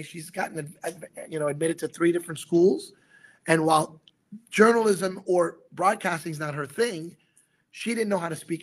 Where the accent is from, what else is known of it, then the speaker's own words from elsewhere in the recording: New York City, New York, United States; I was born in Brooklyn.